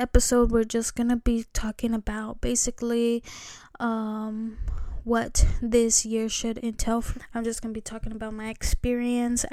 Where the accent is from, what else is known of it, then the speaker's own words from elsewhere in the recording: California, United States; I am from California